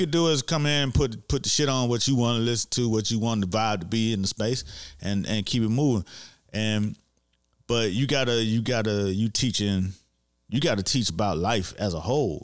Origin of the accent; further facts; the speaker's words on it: Miami, Florida, United States; I grew up in Miami